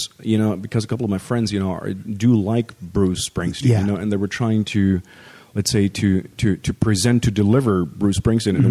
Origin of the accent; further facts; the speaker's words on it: Hamburg, Germany; English is a second language; moved away; I was born and raised in Germany.